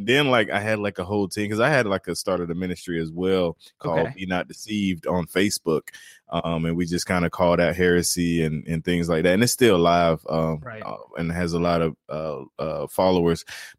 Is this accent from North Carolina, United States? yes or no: yes; North Carolina, United States; And I'm originally from North Carolina.